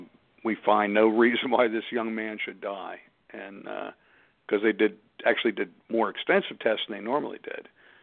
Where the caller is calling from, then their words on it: Pittsburgh, Pennsylvania, United States; I'm calling from Pittsburgh